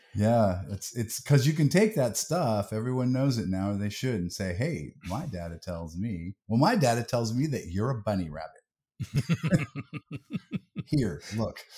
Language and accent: English; United States; we're all American